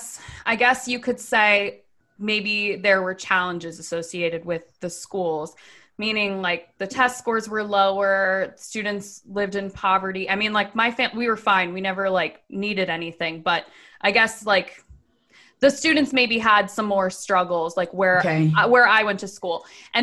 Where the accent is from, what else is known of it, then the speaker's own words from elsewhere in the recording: Laurel, Maryland, United States; Okay, so I'm from Laurel, Maryland, which if you're not from Maryland, it's a pretty big, I mean, it's like a pretty big town.